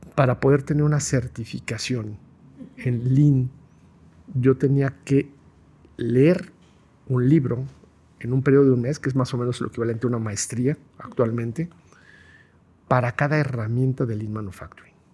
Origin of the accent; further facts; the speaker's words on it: Guadalajara, Jalisco, Mexico; Yo soy tapatío, totalmente, ortodoxo, pudiera definirlo, además recalcarlo, tapatío ortodoxo